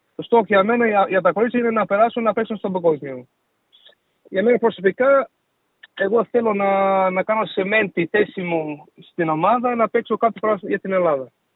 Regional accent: Newcastle, New South Wales, Australia; Greek is a second language; moved away as an adult; also born or lived in Greece; Γεννήθηκα στο Newcastle στην Ασσαλία

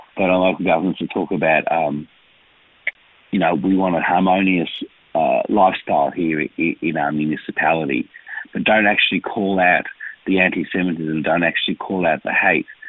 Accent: Melbourne, Victoria, Australia; also born or lived in Israel; I am from this community. I was born here in Melbourne. Um, I have an Israeli father and a and, and a mother who came here after the war. I went to school here

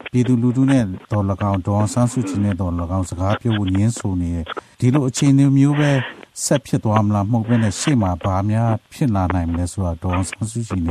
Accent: Myanmar; moved away

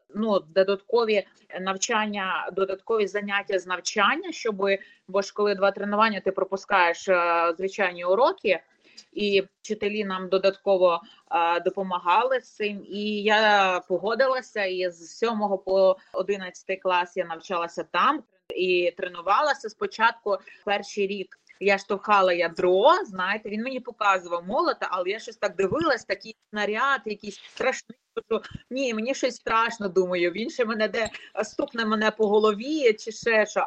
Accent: Lutsk, Volyn Oblast, Ukraine; Я волинянка народилася, проживала і проживаю зараз у місті Луцьку

